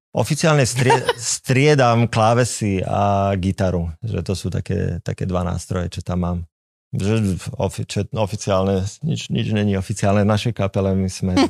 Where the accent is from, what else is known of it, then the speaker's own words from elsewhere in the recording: Košice, Košice Region, Slovakia; now in Bratislava, Slovakia; sme aj z Košic